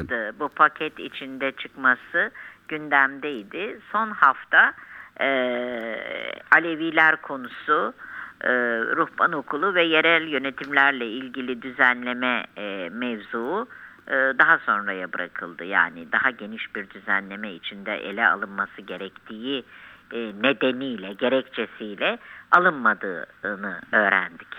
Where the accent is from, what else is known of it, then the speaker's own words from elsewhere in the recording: Turkey; Bir Müslüman olarak, bir Türk olarak.